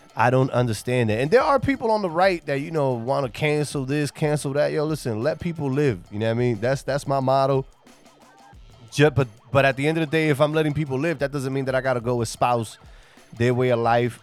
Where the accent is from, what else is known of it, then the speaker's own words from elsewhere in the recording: New York City, New York, United States; moved away; I'm originally from New York City. I'm from the Bronx.